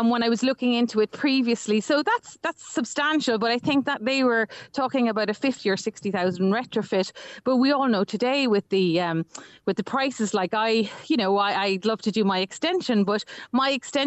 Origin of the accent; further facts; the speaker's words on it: Ireland; growing up in Ireland